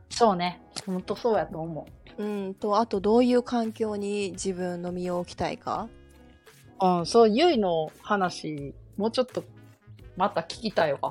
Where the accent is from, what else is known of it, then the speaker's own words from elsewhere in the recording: Kyoto, Japan; 京都人やでっていう謎の謎のっつったらもう分かんないえっと誇りみたいなのあるその京都人やから